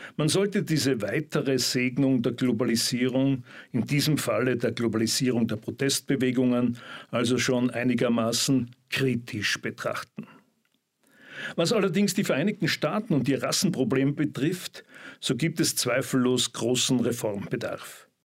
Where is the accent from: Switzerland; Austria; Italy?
Austria; bei uns in Österreich